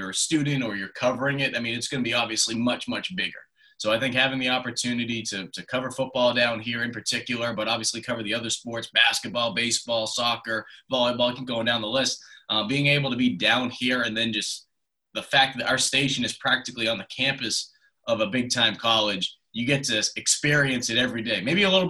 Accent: Boston, Massachusetts, United States; accent: Boston; Yeah, I mean, I've worked on fading my Boston accent, but at the same time, too, there's certain words that I incorporate into my sports cast.

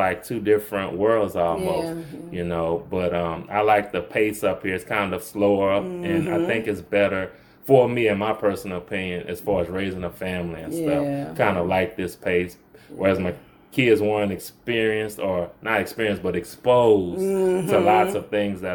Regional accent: New Orleans, Louisiana, United States; moved away as an adult; now in Monroe, United States; I'm originally from New Orleans. That's where I grew up, and my formative years were spent there

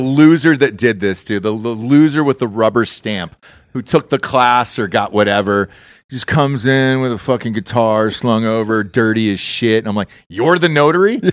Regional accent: Georgia, United States; moved away; I'm from Georgia, and everything's peaches there originally. So I was like, cool, I grew up on it

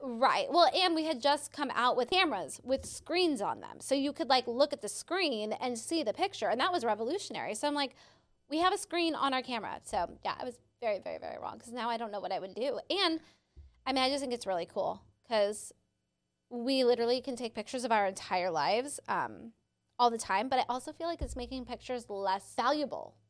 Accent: San Diego, California, United States; I grew up in San Diego

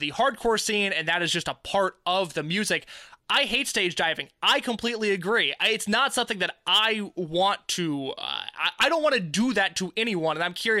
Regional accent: Central Indiana, United States; I'm someone from Central Indiana

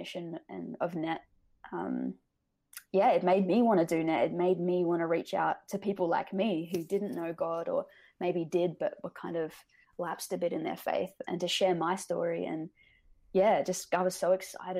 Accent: Australia; also born or lived in Canada; I'm Australian

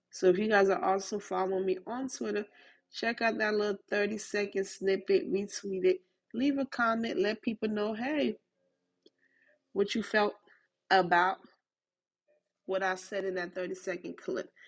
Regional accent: Haiti; accent: Haitian; my accent, the combination of my Haitian accent with my Southern accent, in the Americanness of me

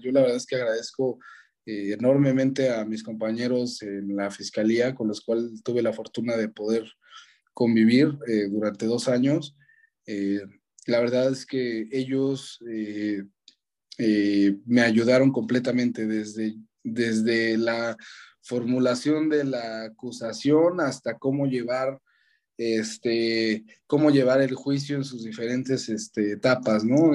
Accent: Mexico; yo soy mexicano

